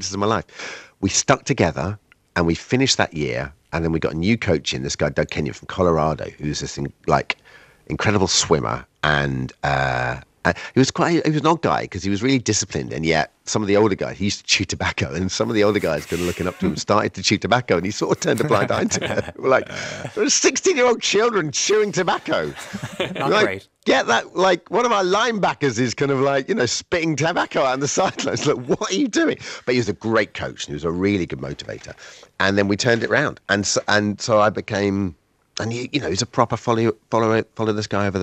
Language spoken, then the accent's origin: English; Colchester, East of England, United Kingdom; accent: English; where I grew up in Colchester, which is about 60 miles northeast of London